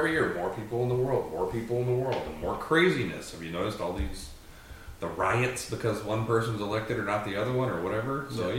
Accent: Nebraska, United States; moved away; I grew up in Nebraska for a while, so we'd go pheasant hunting.

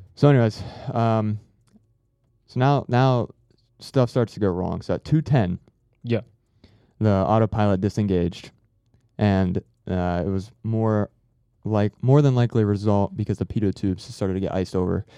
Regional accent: Harrison, Ohio, United States; I came from Ohio. I was yeah. born like uh, south of Cincinnati, mm-hmm. place called Harrison

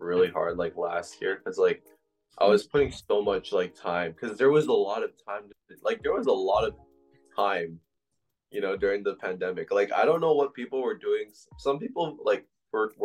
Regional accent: Toronto, Ontario, Canada; born or raised there; also born or lived in Agincourt, Scarborough

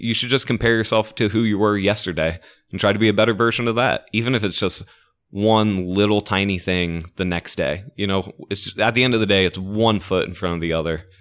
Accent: Orlando, Florida, United States; I am from Orlando, so I know half of the town

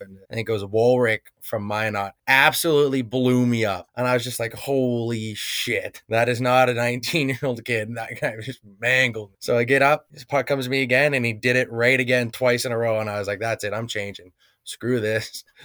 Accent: Legal, Alberta, Canada; back at home in uh, Legal, Alberta, just kind of hanging out with my parents for the summer, working

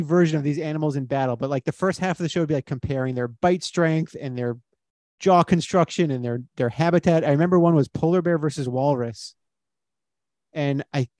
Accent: Miami, Florida, United States; I grew up in Miami

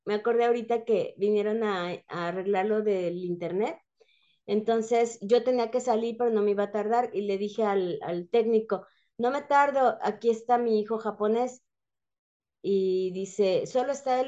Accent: Mexico; also born or lived in San Juan del Río, Querétaro

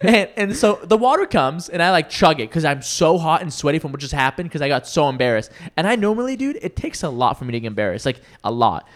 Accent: Washington, United States; born or raised there; moved away as an adult; now in California, United States

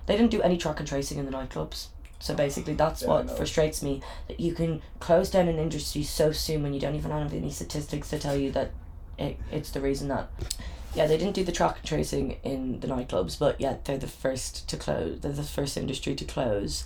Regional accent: Ireland; now in Dublin, Ireland; I love being Irish, I love my Irish friends

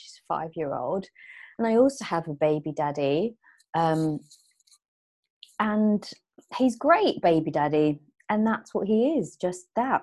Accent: London, United Kingdom; moved away as an adult; also born or lived in Philippines; now in Portugal; I was born in the Philippines, raised in Southeast London, Peckham. Now living in Portugal

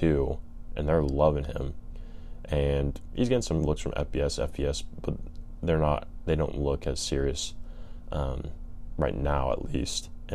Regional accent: California, United States; I'm from California

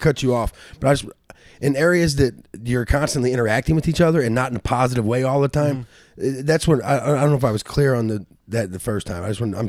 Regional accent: St. Louis, Missouri, United States; I grew up in South St. Louis

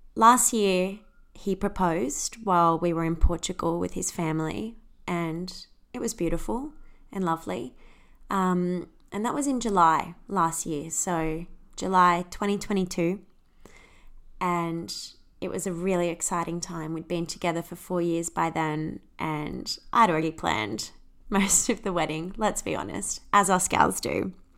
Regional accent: Australia; accent: Australian; also born or lived in United Kingdom; I'm Australian, if you can't tell from the accent.

